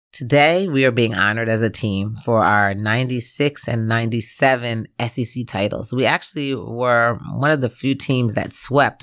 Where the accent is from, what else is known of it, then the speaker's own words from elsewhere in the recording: New Jersey, United States; moved away as an adult; also born or lived in Gainesville, Florida; even though I was raised in New Jersey, Gainesville really is my home.